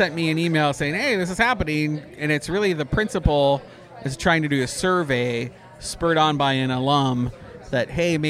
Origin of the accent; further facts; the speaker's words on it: Canada; now in United States; I'm Canadian